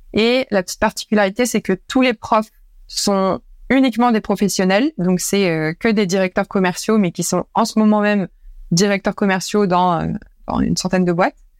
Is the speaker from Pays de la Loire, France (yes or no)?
no; Normandy, France; moved away as an adult; also born or lived in Paris; je suis normande de base